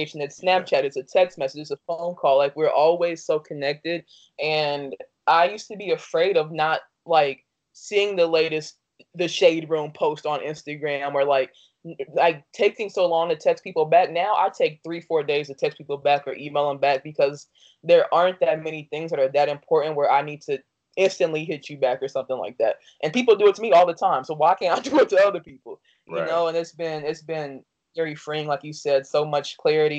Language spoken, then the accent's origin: English; Dayton, Ohio, United States; also born or lived in Danville, Illinois / Chicago, Illinois; I was born in Danville, Illinois, and raised in Dayton, Ohio.